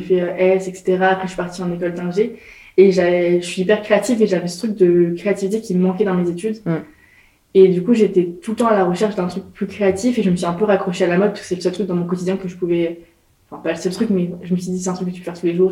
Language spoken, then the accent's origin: French; Nantes, Pays de la Loire, France; moved away as an adult; also born or lived in Nancy; j'ai grandi à Nantes